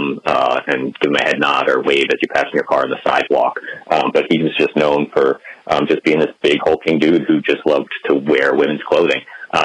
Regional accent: Haskell, New Jersey, United States; I grew up in Haskell, which is like a town over from Pompton Lakes

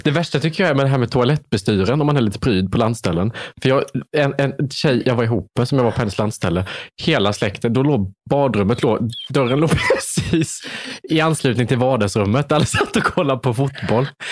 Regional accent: Värnamo, Jönköping County, Sweden; moved away; Jag kom från Värnamo, det är ännu mindre

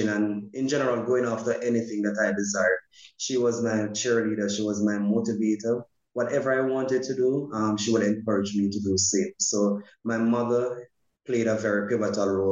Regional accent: Portmore, Saint Catherine, Jamaica; growing up for me was fun. I'm based in Portmore. I was based in Portmore at the time

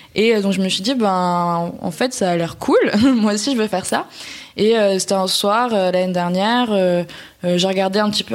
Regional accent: France; quand on est français

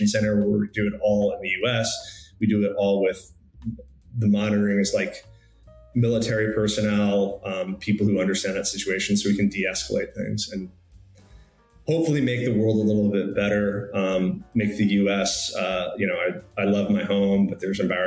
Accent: Newtown, Connecticut, United States; moved away; also born or lived in Colorado; I went to a middle school in Connecticut that was called Chalk Hill

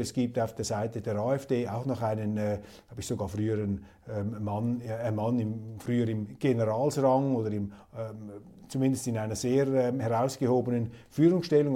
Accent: Switzerland; als Schweizer

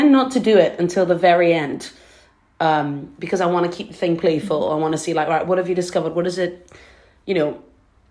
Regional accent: Trinidad & Tobago; now in London, United Kingdom; I grew up in Trinidad. I'm born there.

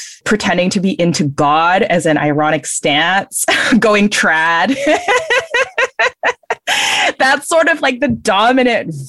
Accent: Singapore; moved away; I'm from Southeast Asia, Singapore

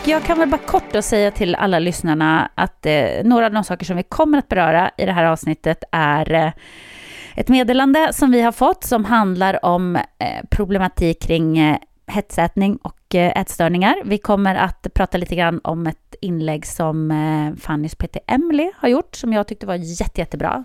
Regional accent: Jokkmokk, Norrbotten County, Sweden; moved away; jag är ju uppväxt i Jokkmokk.

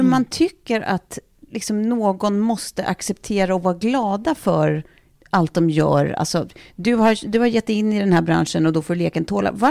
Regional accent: Lidingö, Stockholm County, Sweden; Eh, jag kommer från Lidingö

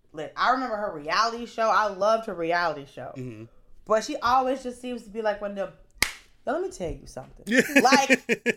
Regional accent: the South, United States; I'm from the South. I'm a Christian.

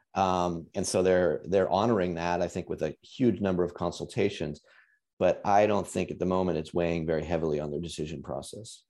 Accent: United States; as an American

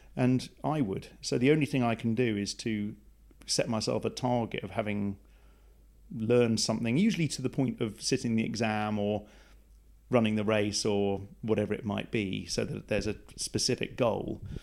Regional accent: Plymouth, South West England, United Kingdom; I was raised in Plymouth

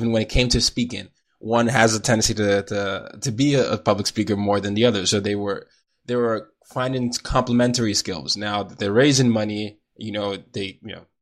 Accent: Nigeria; now in United States; I'm Nigerian

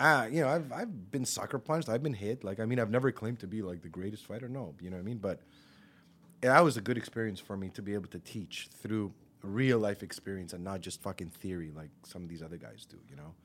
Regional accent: Montreal, Quebec, Canada; I grew up in Park X.

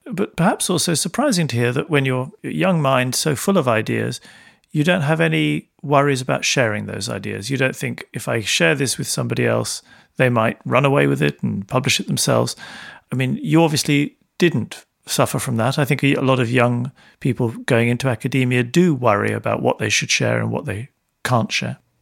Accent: London, United Kingdom; I grew up in London

